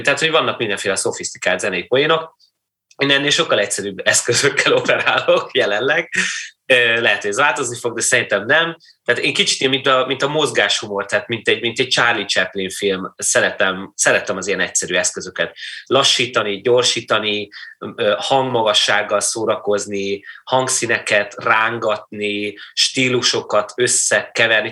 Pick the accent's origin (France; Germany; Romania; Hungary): Germany; Kaiserslautern, Rhineland-Palatinate; moved away; én lényegében félig meddig a színházban nőttem föl, a Falc Theaterben, ami egy regionális, sőt, ilyen nemzet, nemzeti szinten is elég, elég, elég jól működő színház volt Kaiserslauternben